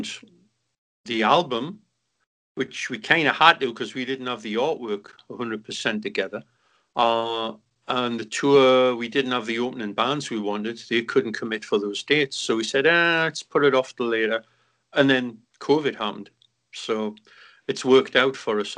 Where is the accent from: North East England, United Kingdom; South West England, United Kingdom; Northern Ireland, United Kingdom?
North East England, United Kingdom; Newcastle upon Tyne; moved away; three young kids out of Newcastle